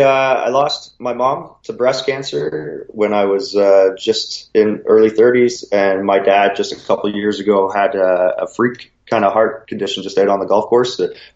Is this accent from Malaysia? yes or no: no; Collingwood, Ontario, Canada; Yeah, we're pretty lucky where where Collingwood is situated, we're right on Georgian Bay.